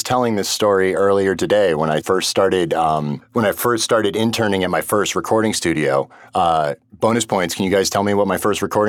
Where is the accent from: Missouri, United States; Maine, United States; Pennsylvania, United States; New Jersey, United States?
Maine, United States; Winslow; also born or lived in Waterville, Maine; So I grew up in a town called Winslow that is right next door to Waterville, and Waterville is technically where the hospital is that I was born.